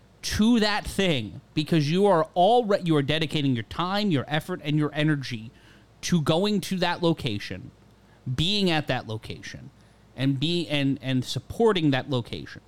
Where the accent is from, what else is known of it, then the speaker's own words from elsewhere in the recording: New York, United States; I grew up in New York in the 90s and 2000s